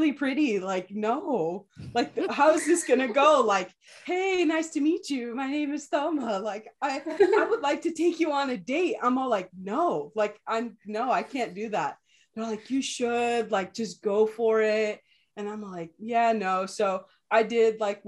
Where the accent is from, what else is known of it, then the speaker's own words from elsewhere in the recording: California, United States; also born or lived in Ensenada, Mexico / Los Angeles, United States; I came back to my hometown